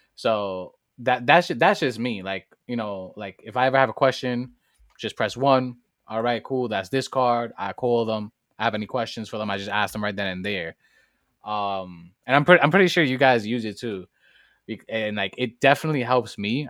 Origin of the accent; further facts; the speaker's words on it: New York City, New York, United States; I come straight out of the Boogie Down Bronx, fr, straight outta High Bridge